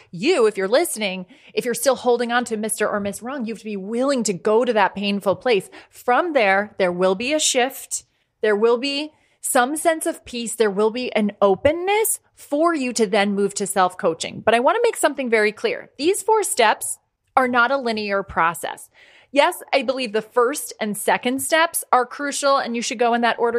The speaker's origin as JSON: {"language": "English", "country": "Ireland", "also_born_or_lived": "United States", "said": "I'm a hundred percent Irish."}